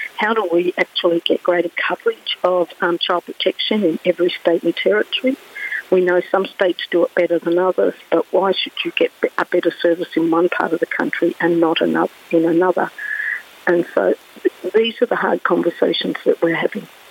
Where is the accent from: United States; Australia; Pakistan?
Australia; Victoria; I come from Victoria